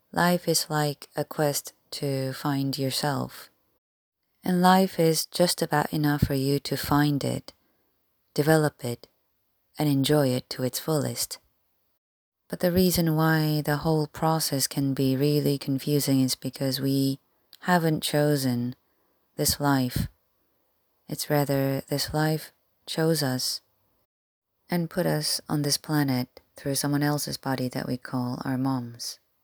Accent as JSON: {"language": "English", "country": "South Korea", "tie": "born or raised there", "second_language": "English", "moved": "yes", "said": "I was born and raised in Korea"}